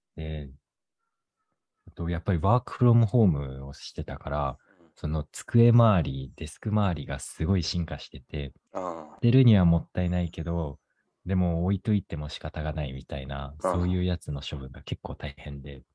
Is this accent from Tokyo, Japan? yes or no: yes; Tokyo, Japan; moved away as an adult; now in Boston, United States; 東京で生まれ育ったから結構何でも徒歩圏内っていうのに慣れてた